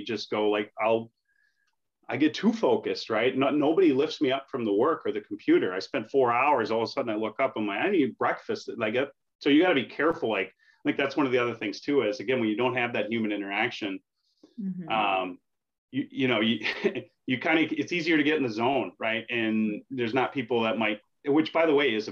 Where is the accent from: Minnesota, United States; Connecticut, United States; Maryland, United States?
Minnesota, United States; moved away as an adult; also born or lived in New Hampshire; I'm from Minnesota